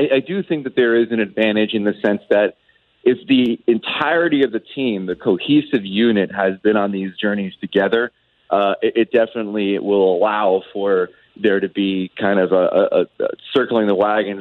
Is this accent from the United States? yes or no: yes; New Jersey, United States; I grew up in Jersey.